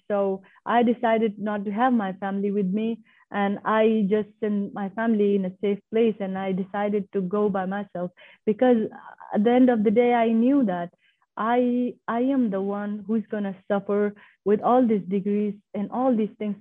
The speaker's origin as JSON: {"language": "English", "country": "Afghanistan", "tie": "born or raised there", "also_born_or_lived": "Pakistan", "moved": "yes", "said": "I'm from Afghanistan"}